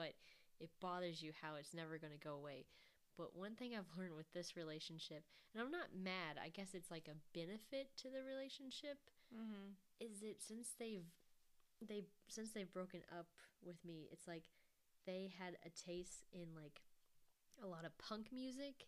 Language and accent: English; Kentucky, United States; we're both from Kentucky